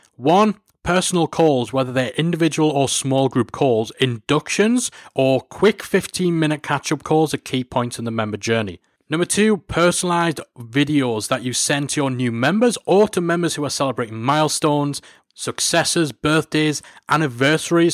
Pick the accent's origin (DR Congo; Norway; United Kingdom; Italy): United Kingdom; Newcastle upon Tyne, North East England; my hometown, Newcastle-upon-Tyne